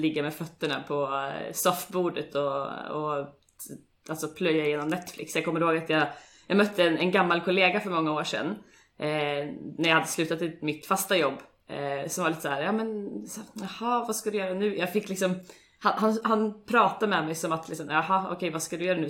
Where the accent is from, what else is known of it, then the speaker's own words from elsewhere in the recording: Sweden; moved away as an adult; now in Oslo, Norway; Jag är eh, från Sverige som säkert många av er hör